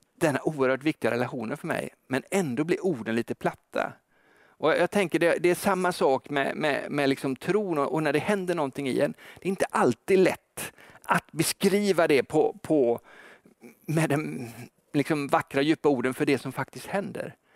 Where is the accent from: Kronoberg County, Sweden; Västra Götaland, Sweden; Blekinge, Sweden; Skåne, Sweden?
Västra Götaland, Sweden; Gothenburg; som göteborgare